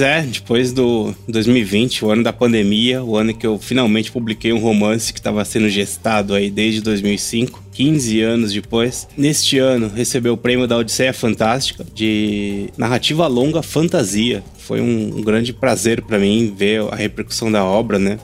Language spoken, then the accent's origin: Portuguese; São Paulo, Brazil; a gente é de São Paulo aqui